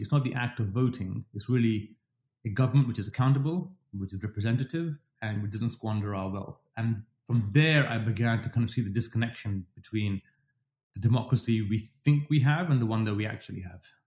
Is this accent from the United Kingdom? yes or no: yes; London, United Kingdom; accent: English; moved away as an adult; also born or lived in Dubai, United Arab Emirates; now in Toronto, Canada; I'm British. I speak English with an English accent, as I keep reminding everybody. Um, I've spent most of my life in London